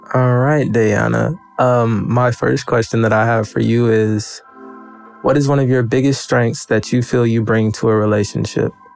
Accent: Memphis, Tennessee, United States; moved away; I'm originally from Memphis, Tennessee

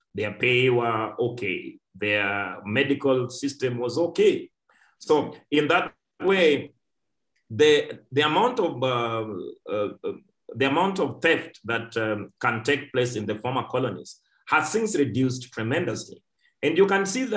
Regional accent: Kenya; us here at home

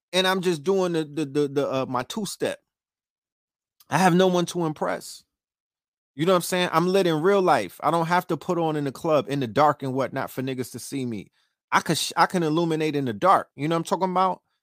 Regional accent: New York City, New York, United States; also born or lived in Harlem; I'm from Brooklyn, but I, I cut my teeth in Harlem

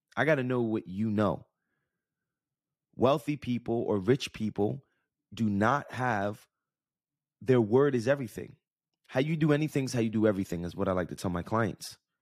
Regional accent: Jersey City, New Jersey, United States; when I grew up in Jersey City

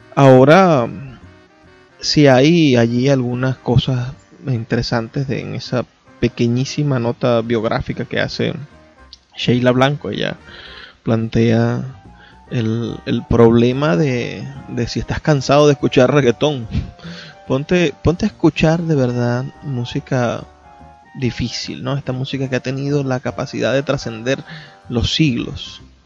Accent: Zulia, Venezuela; soy zuliano por lo que hago en conjunto como sociedad del Zulia

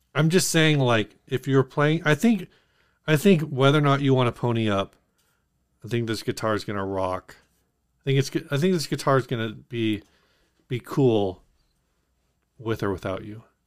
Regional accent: United States; as an American

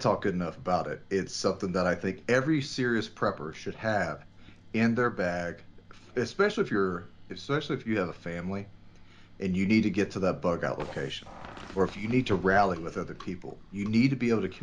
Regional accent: Texas, United States; my home state of Texas

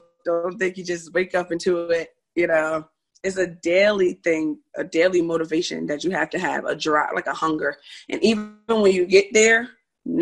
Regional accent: Orange, New Jersey, United States; I grew up in Orange, New Jersey

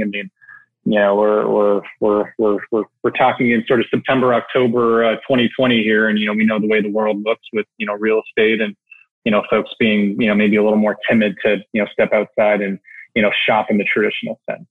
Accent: Canada; moved away as an adult; now in New York City, United States; I was born and raised in Canada

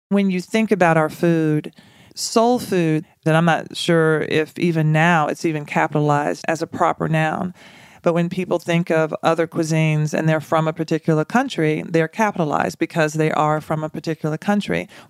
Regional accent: Nashville, Tennessee, United States; North Nashville. And we were there until I was, I think, 11. But that neighborhood was a predominantly black neighborhood, small, middle class neighborhood, very close.

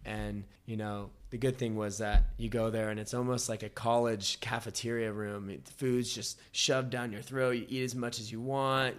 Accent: United States; moved away as an adult; also born or lived in Australia; now in Thailand; at least Americans, because we have limitations on how long we can stay

